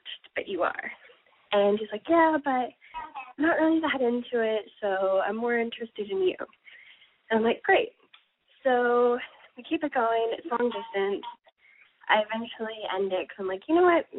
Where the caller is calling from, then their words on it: Toronto, Ontario, Canada; I'm calling from Toronto